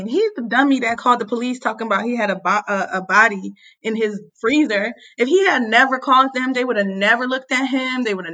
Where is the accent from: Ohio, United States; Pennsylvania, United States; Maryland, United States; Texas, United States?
Pennsylvania, United States; Philadelphia; I'm from Philly.